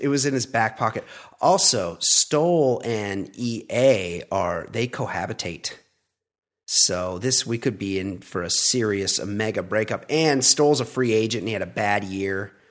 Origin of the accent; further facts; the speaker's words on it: California, United States; I'm a California guy